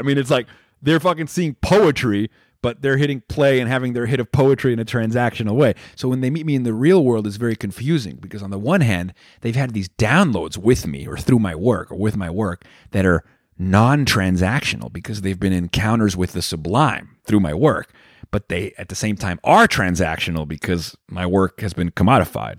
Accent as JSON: {"language": "English", "country": "Venezuela", "tie": "born or raised there", "said": "I was growing up in Venezuela"}